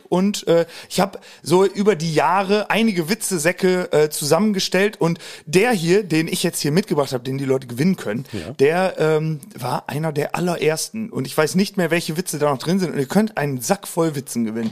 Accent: Hagen am Teutoburger Wald, Lower Saxony, Germany; Osnabrück komme ich her, genauer aus einem kleinen Dörfchen im Südkreis von Osnabrück. Osnabrück. Mhm. Der Ort heißt Hagen am Teutoburger Wald. Äh, da bin ich auch immer noch zu Hause.

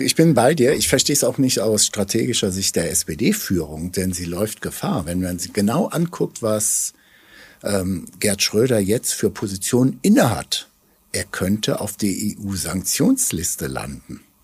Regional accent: Germany; wir als Deutsche

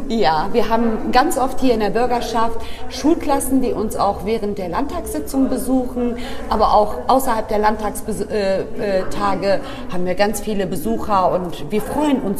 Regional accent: Bremerhaven, Bremen, Germany; Ich bin hier im Land Bremen geboren ähm, und aufgewachsen.

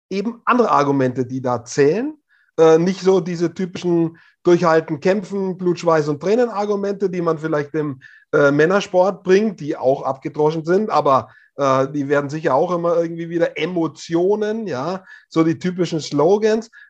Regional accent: Hof, Bavaria, Germany; Es gab im Herbst in Hof, meiner Heimatstadt, eine das traditionelle Stabhochsprung-Meeting in der Innenstadt

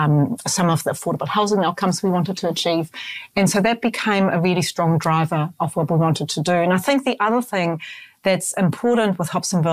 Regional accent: Hamburg, Germany; now in New Zealand; Hamburg's my hometown

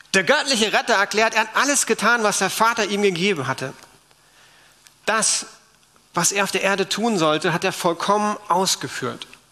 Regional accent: Berlin, Germany; wir Berliner haben ja auch eine Geschichte

